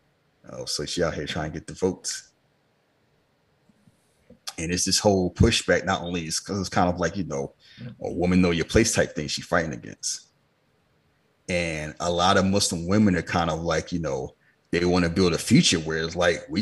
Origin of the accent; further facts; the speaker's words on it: Philadelphia, Pennsylvania, United States; I grew up in Philadelphia